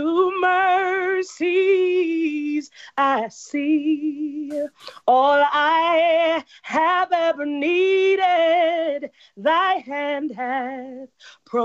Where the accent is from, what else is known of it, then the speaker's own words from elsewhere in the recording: Cedar Rapids, Iowa, United States; I'm born and raised in Cedar Rapids, Iowa